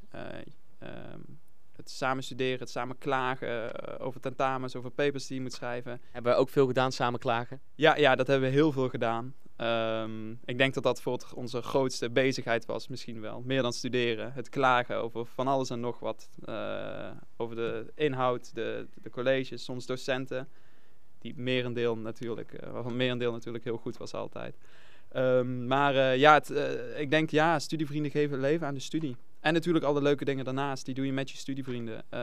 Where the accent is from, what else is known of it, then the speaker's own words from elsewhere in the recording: Venray, Limburg, Netherlands; vrienden uit Nijmegen, maar ook nog mijn vrienden uit Venraai.